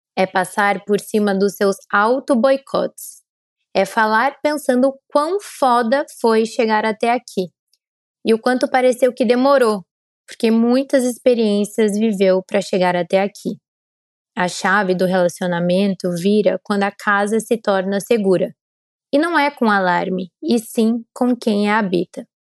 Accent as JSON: {"language": "Portuguese", "town": "Curitiba", "region": "Paraná", "country": "Brazil", "moved": "yes", "lives_now": "São Paulo, Brazil", "said": "eu sou curitibana, como vocês sabem, então moro em São Paulo."}